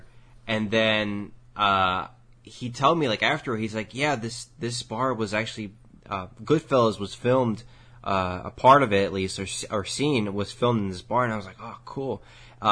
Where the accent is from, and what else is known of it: New York City, New York, United States